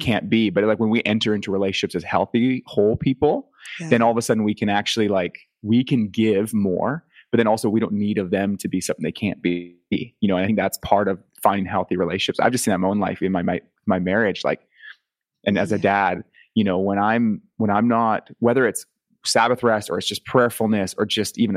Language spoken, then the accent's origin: English; Canada; accent: Canadian; being from Canada